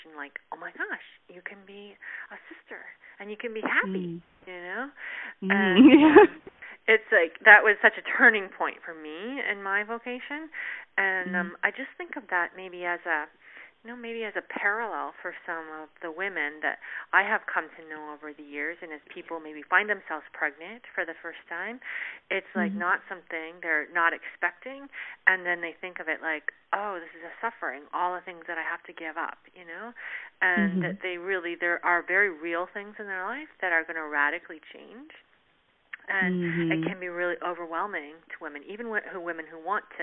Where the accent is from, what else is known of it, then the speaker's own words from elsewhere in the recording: Canada; moved away; I'm originally from Canada